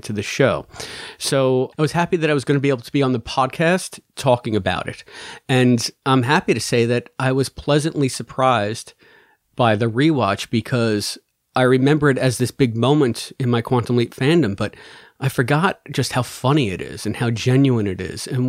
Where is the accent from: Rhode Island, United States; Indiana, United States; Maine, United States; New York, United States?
New York, United States; moved away as an adult; also born or lived in Missouri; I'm from New York.